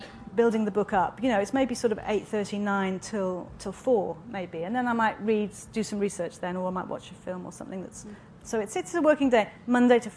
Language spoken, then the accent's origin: English; Wales, United Kingdom; now in London, United Kingdom; I was born in Wales in a very small town in quite a very modern house.